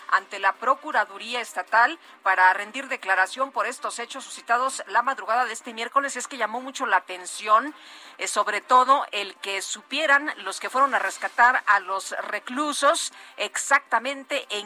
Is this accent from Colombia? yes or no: no; Mexico City, Mexico; allá en mi pueblo, allá en Coajimalpa